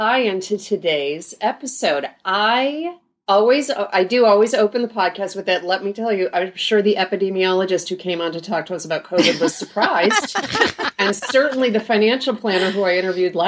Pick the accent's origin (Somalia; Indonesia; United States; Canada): United States; Rochester, New York; I'm from Rochester, New York